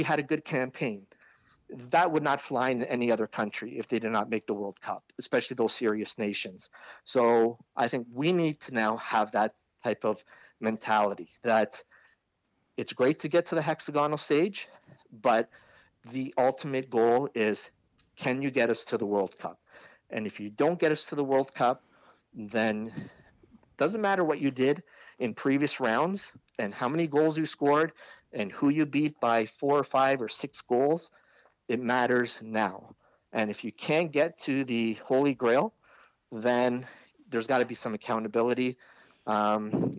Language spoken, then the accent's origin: English; Canada; as a Canadian, former Canadian player, and as a Canadian fan